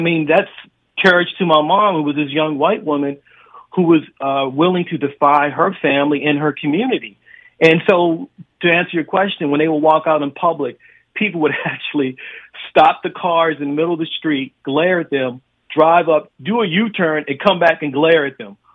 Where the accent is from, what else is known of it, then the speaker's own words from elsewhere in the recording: Baltimore, Maryland, United States; I grew up in Baltimore